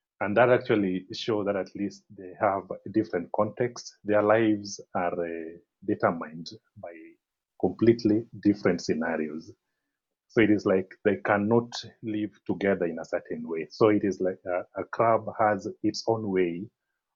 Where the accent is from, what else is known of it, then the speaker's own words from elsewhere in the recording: Kisumu, Kisumu County, Kenya; also born or lived in Eldoret; I'm from Kisumu in Western Kenya. Kisumu is the third largest city in Kenya. This is where I was born and I was raised in this city